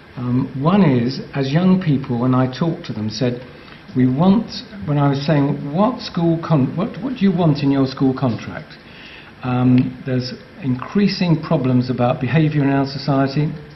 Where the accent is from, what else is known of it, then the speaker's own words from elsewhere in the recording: England, United Kingdom; I love being English